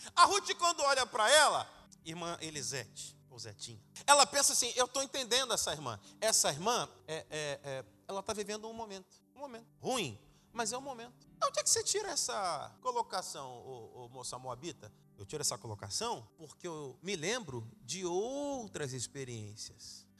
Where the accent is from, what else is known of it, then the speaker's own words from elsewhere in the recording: Rio de Janeiro, Brazil; Eu sou do Rio de Janeiro, chamado Carioca da Gema. Eu nasci na Zona Norte, no subúrbio